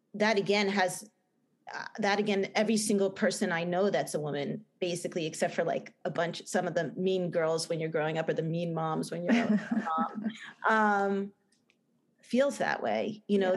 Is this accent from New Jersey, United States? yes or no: yes; New Jersey, United States; accent: Jersey; my bad Jersey accent